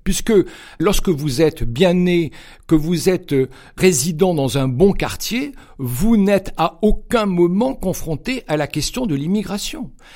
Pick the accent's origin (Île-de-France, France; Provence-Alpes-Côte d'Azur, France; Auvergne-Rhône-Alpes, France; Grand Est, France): Provence-Alpes-Côte d'Azur, France; Cannes; moved away; also born or lived in Geneva, Switzerland / south of Paris; je suis né à Cannes, dans les Alpes-Maritimes